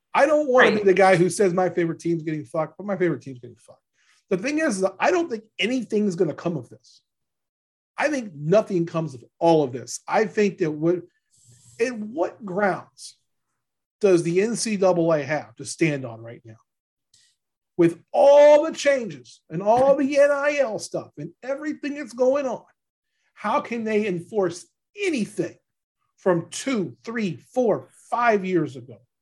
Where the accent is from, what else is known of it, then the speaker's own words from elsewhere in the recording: Louisiana, United States; now in Kansas, United States; I'm from Louisiana